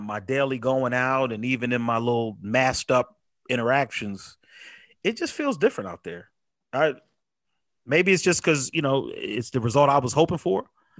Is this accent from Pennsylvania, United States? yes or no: yes; Pennsylvania, United States; I'm a PA guy.